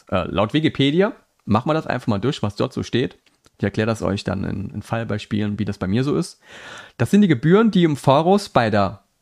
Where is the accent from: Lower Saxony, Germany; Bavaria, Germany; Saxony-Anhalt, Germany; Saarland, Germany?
Saarland, Germany; now in Rhineland-Palatinate, Germany; Also ich komme aus dem Saarland, ähm, wohne jetzt in Rheinland-Pfalz